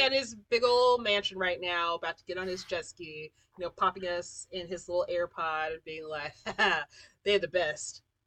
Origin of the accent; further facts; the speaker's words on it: Colorado, United States; there was a tornado in my hometown